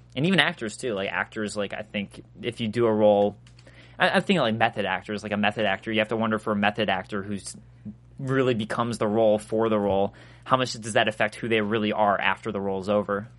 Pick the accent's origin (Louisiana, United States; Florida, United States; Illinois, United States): Illinois, United States; Chicago; I'm from Chicago